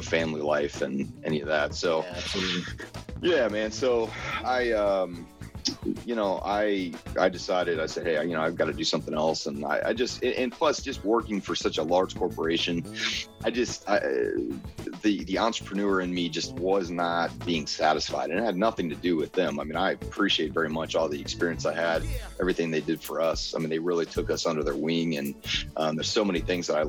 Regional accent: Alexandria, Virginia, United States; moved away; I was born in Alexandria, Virginia

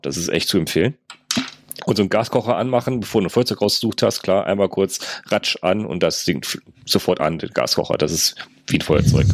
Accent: North Rhine-Westphalia, Germany; bei uns in NRW

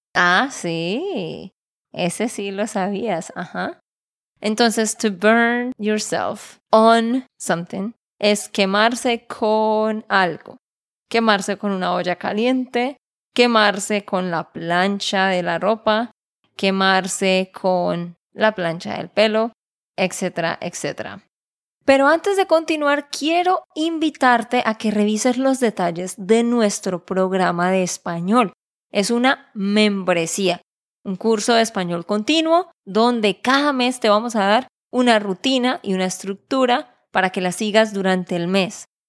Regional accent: Santander, Colombia; de Santander, Colombia

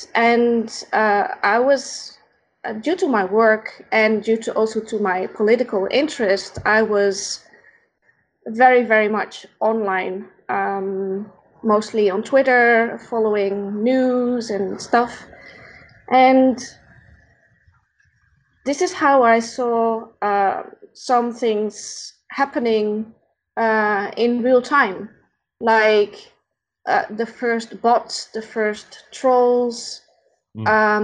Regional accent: Netherlands; first language Dutch; English is a second language; moved away as an adult; now in Brussels, Belgium; I'm not a native English speaker. So if sometimes I'm looking for words, that's probably because my native language is Dutch, because I'm from the Netherlands originally.

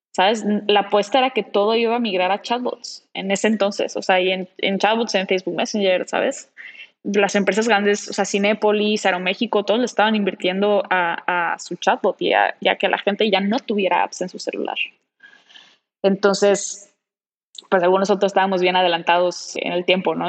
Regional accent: Cancún, Quintana Roo, Mexico; moved away; venirme a Cancún, que es en donde yo nací y crecí

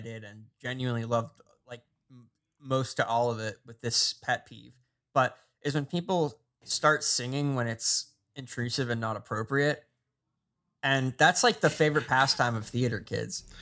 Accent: New Jersey, United States; growing up in New Jersey

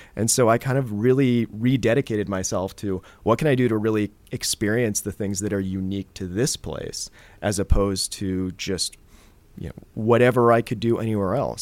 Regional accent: Ben Lomond, California, United States; moved away as an adult; now in San Francisco, United States; I grew up actually in the Santa Cruz Mountains in a little town called Ben Lomond

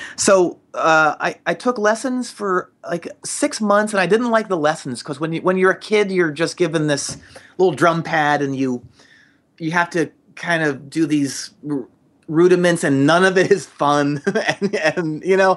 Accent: just outside of Philadelphia, Pennsylvania, United States; I grew up just outside of Philadelphia

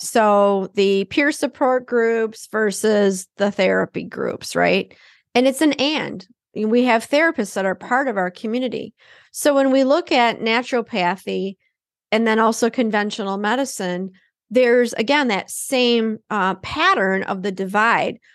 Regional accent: Detroit, Michigan, United States; now in Minnesota, United States; growing up in Detroit

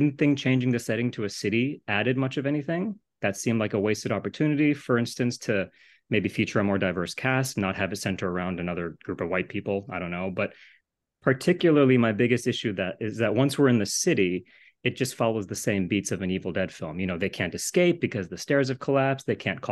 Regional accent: Japan; moved away; I grew up in Japan

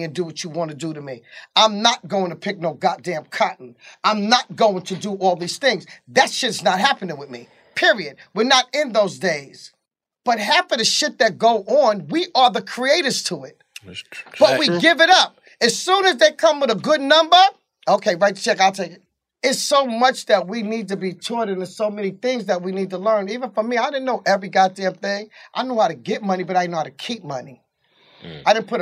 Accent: New York City, New York, United States; born or raised there; moved away as an adult; now in Georgia, United States

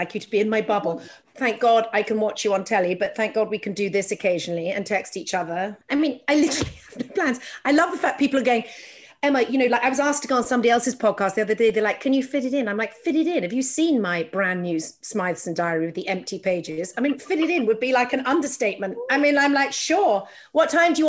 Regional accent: England, United Kingdom; now in United States; I'm an English person living here

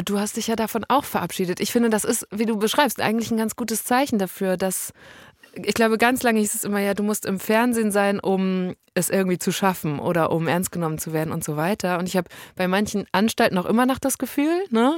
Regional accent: North Rhine-Westphalia, Germany; Ich komme aus Nordrhein-Westfalen.

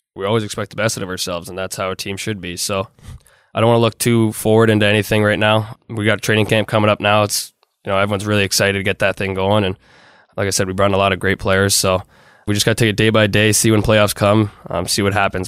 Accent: Toronto, Ontario, Canada; a Canadian kid growing up, especially in Toronto

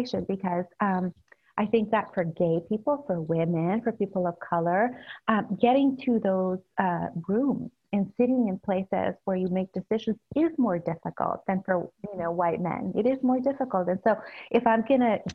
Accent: El Salvador; now in San Francisco, United States; I grew up in El Salvador during the Civil War.

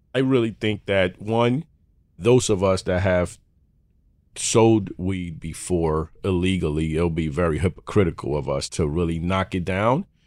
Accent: New York City, New York, United States; born and raised in Harlem

